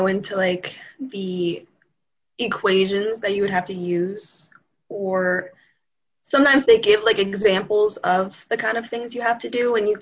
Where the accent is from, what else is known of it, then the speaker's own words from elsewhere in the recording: Slippery Rock, Pennsylvania, United States; I'm from Slippery Rock